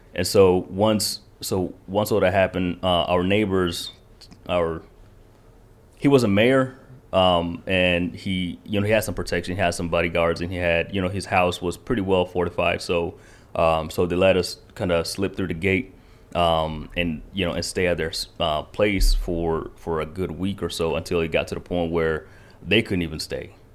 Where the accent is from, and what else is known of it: Kentucky, United States; born or raised there; first language Kinyarwanda; English is a second language; also born or lived in Rwanda